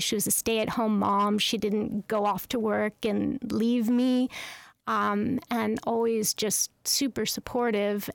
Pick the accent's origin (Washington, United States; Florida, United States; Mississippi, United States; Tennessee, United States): Washington, United States; Carnation; I grew up in Carnation, Washington, which is a very small farm town outside of, uh, Seattle, Washington.